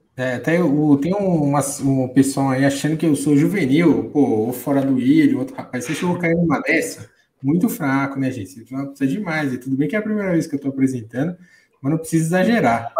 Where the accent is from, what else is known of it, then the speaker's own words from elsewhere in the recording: São Paulo, Brazil; minha querida São Paulo, terra, além de, além de minha terra, terra do Corinthians